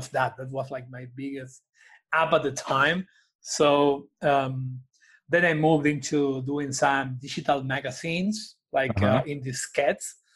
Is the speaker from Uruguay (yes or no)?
no; Argentina; I'm from Argentina